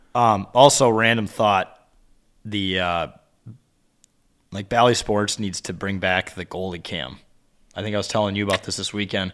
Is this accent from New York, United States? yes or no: no; New Richmond, Wisconsin, United States; New Richmond, where I went to high school